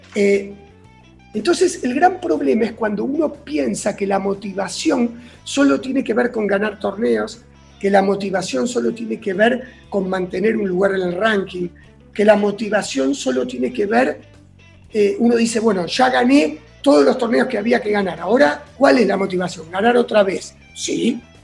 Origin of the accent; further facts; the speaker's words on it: Buenos Aires, Argentina; a los nueve años nos mudamos a Núñez.